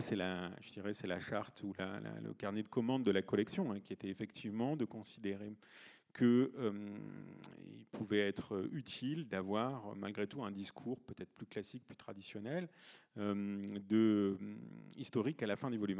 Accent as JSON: {"language": "French", "region": "Provence-Alpes-Côte d'Azur", "country": "France", "said": "moi je viens de Provence"}